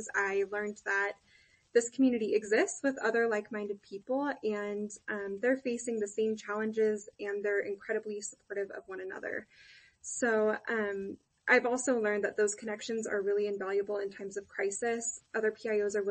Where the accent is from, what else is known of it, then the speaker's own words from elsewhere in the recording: Cheyenne, Wyoming, United States; So I'm a Wyoming native. I was raised in Cheyenne